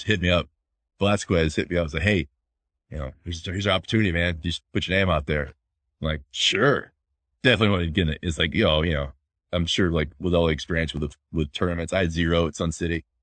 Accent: Florida, United States; moved away; I'm from Florida.

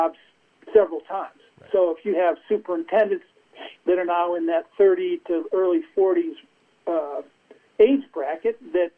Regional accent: New Jersey, United States; I'm from New Jersey

